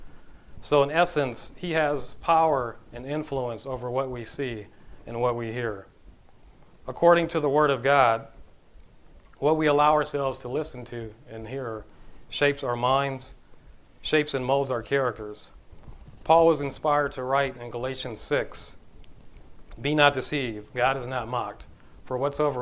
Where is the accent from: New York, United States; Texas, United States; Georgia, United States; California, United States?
California, United States; Los Angeles; I'm originally from Los Angeles, California. That's where I grew up